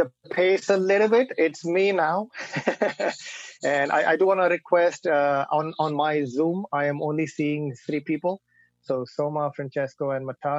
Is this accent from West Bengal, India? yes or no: no; Mumbai, Maharashtra, India; now in United States; I was born and raised in Bombay or Mumbai